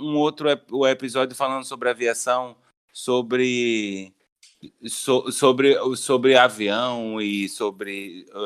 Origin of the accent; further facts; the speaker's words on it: Recife, Pernambuco, Brazil; eu, eu, eu, sou de Recife, meu filho.